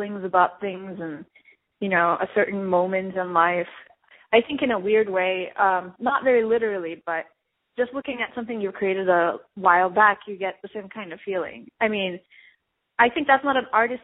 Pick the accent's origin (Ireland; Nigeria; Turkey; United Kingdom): Turkey; moved away as an adult; now in Los Angeles, United States; I was born and raised in Turkey, and I came to Los Angeles for college, and then I stayed